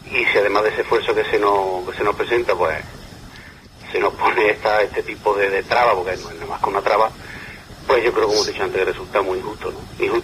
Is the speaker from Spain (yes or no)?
yes; Córdoba, Andalusia, Spain; nosotros no somos de Cádiz. Estamos de fuera, yo soy de Córdoba concretamente